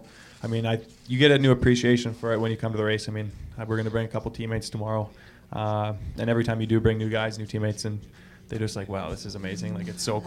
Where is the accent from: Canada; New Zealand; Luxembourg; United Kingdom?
Canada; Edmonton, Alberta; now in St. Louis, United States; I'm from Edmonton.